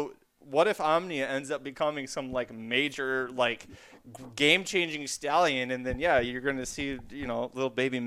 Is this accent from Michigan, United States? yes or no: yes; Kalamazoo, Michigan, United States; I'm from Kalamazoo, Michigan.